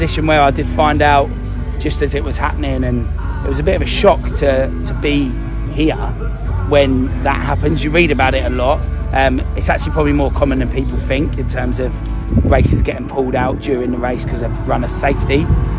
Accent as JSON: {"language": "English", "town": "Cambridge", "region": "East of England", "country": "United Kingdom", "said": "And obviously we're from Cambridge, so in terms of elevation, we don't get any of that."}